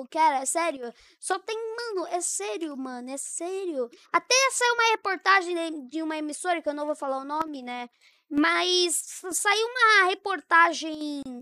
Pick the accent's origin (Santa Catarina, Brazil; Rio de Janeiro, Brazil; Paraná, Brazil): Paraná, Brazil; Tomazina; Nasci em Tomazina.